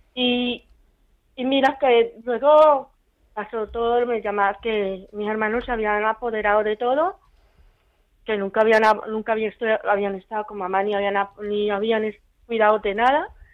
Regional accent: Colombia; moved away as an adult; yo no soy de aquí, yo soy de Colombia.

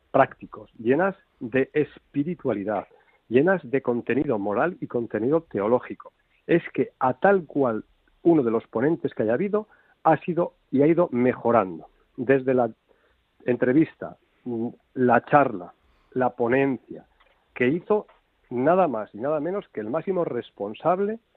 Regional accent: Castile, Spain; Dicho esto, porque tú y yo somos castellanos, Fernando es gallego, pero tú y yo que somos castellanos

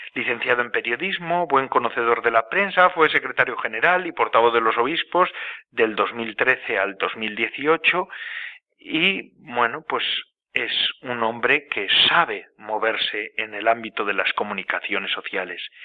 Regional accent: a village near Guernica, Biscay, Basque Country, Spain; vizcaíno de Guernica, de muy cerquita de mi pueblo de donde nací yo

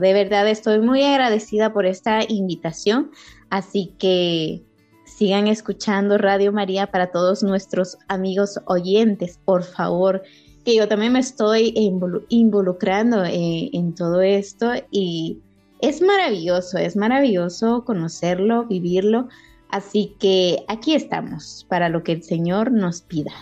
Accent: San José Pinula, Guatemala Department, Guatemala; de aquí, de un lugar bello de Guatemala, se llama San José Pinula

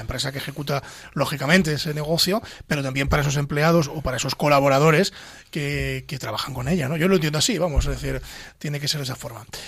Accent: Ávila, Castile and León, Spain; soy de Ávila

